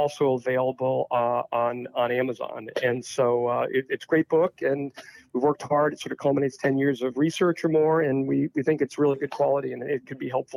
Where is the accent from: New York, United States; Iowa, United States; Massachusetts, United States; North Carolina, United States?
Massachusetts, United States; South Hadley; I grew up around Mount Holyoke College